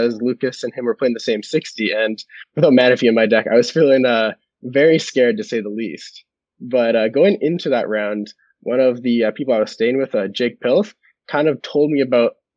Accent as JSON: {"language": "English", "town": "Calgary", "region": "Alberta", "country": "Canada", "tie": "born or raised there", "moved": "as an adult", "lives_now": "Toronto, Canada", "said": "I'm originally from Calgary, Alberta, grew up, and I moved to Toronto for university"}